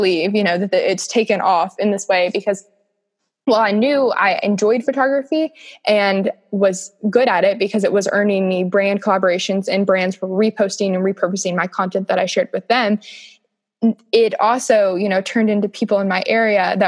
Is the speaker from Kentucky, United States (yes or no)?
yes; Kentucky, United States; I was from Kentucky